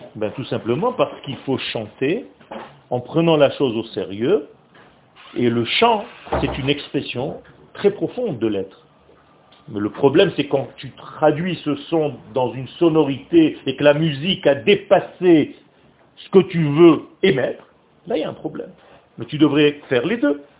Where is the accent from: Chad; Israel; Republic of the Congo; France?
Israel; French is a second language; Moi, le français, c'est une langue étrangère pour moi. Je suis israélien.